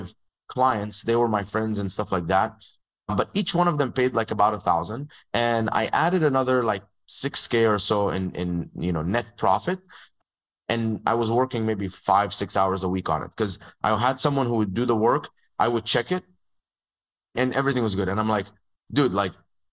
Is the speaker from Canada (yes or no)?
no; Dubai, United Arab Emirates; moved away as an adult; also born or lived in Egypt; now in United States; I grew up in Dubai. So I was born in Egypt. And when I was 2.5 years old, my dad and my mom moved to Dubai. And that's where I grew up